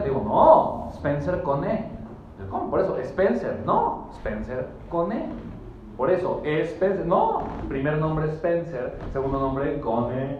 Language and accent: Spanish; Mexico City, Mexico; Nací en la Ciudad de México